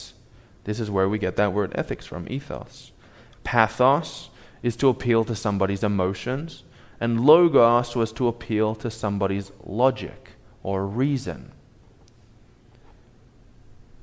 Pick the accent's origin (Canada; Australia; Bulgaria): Australia; moved away; I'm from Australia